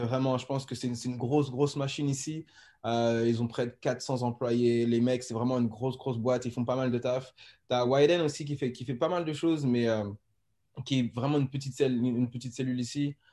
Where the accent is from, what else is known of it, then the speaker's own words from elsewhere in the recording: France; now in Amsterdam, Netherlands; on est beaucoup de Français.